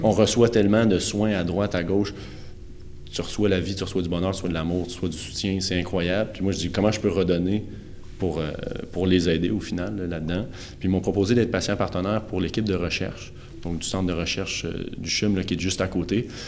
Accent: Quebec, Canada; je suis né au Québec euh, en 1995

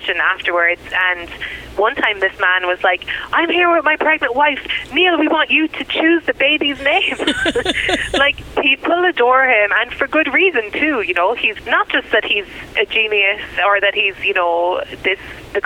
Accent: Ireland; moved away as an adult; now in United States; I'm a white immigrant and that I'm from Europe

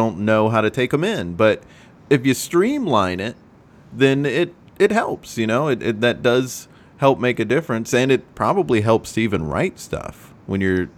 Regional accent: the South, United States; now in New York, United States; I'm from the South

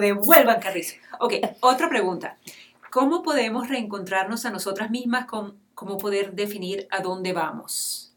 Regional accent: Venezuela; yo como mujer venezolana

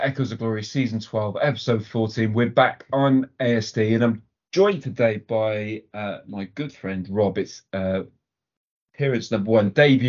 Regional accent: Cardiff, Wales, United Kingdom; I grew up in Cardiff.

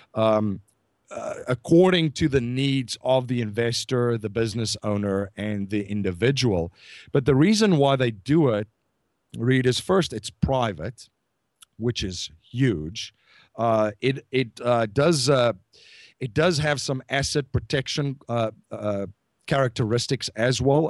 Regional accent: South Africa; I'm from South Africa

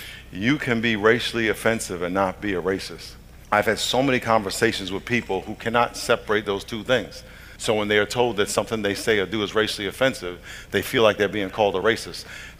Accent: New York, United States; I'm from New York. I had a dream to play in the NFL when I was growing up.

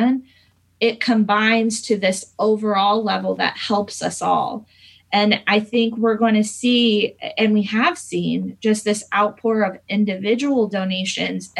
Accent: Fishers, Indiana, United States; I grew up in Fishers. I actually am a Hamilton Southeastern graduate. Lived here my whole life

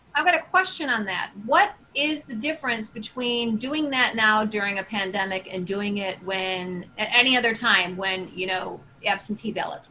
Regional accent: United States

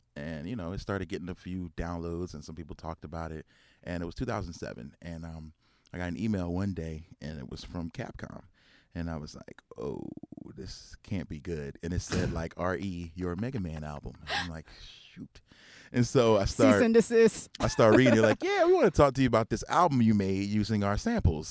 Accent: Philadelphia, Pennsylvania, United States; growing up in Philly

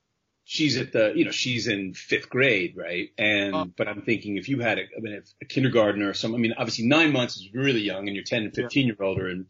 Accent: New York City, New York, United States; also born or lived in Los Angeles / Santa Barbara; now in Toronto, Canada; I grew up in Manhattan

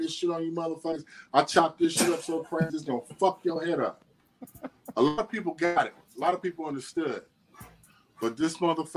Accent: Atlanta, Georgia, United States; I'm from Atlanta.

